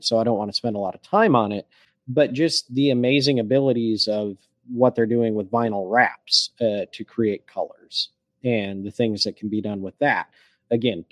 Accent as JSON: {"language": "English", "region": "Michigan", "country": "United States", "tie": "born or raised there", "said": "I grew up in Michigan"}